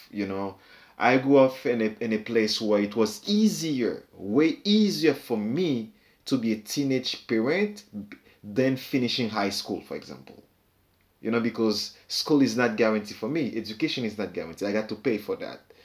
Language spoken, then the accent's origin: English; Haiti; moved away; growing up in Haiti, everybody knows everybody's secret